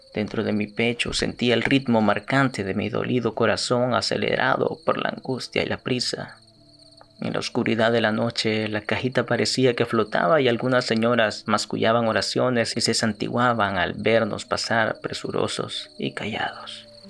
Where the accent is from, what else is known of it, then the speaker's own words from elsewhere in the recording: El Salvador; los salvadoreños somos cafeteros y pues en efecto lo somos